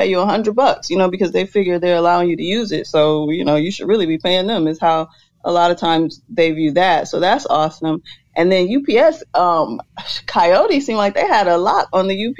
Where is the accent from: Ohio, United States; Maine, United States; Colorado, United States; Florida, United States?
Ohio, United States; moved away; my hometown city back in Ohio